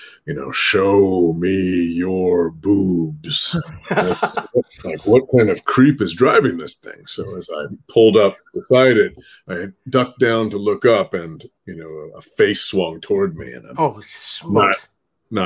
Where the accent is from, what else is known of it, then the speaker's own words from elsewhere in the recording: Oregon, United States; moved away as an adult; now in Minnesota, United States; I grew up in Oregon actually. And I've lived in the Midwest for some time now. I've lived in Minnesota alone for 9 years